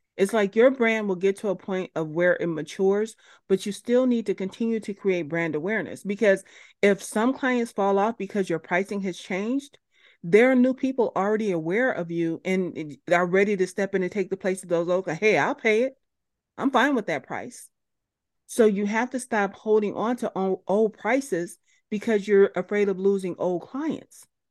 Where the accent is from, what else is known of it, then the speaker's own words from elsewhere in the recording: United States; as an American person